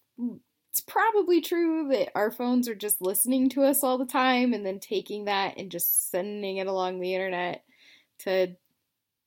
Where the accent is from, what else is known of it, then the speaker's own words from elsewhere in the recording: United States; also born or lived in Idaho; I'm American